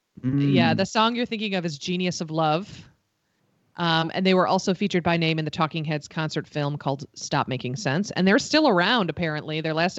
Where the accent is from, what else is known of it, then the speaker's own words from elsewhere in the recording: Buffalo, New York, United States; accent: Buffalo; So the one time my Buffalo accent does not does not kick in for me.